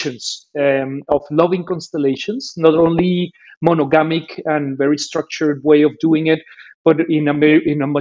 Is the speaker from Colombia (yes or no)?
yes; Colombia; now in Berlin, Germany; I was born in Colombia